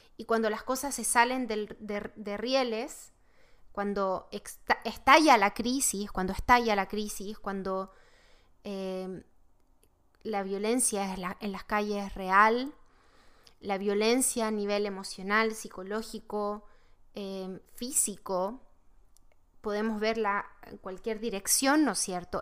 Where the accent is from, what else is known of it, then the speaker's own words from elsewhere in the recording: Chile; now in United States; yo soy de Chile